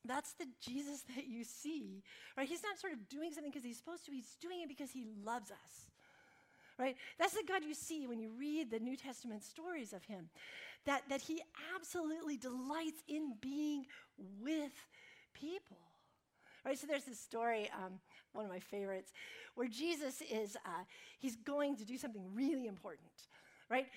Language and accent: English; United States; Because I'm American and because I have all these degrees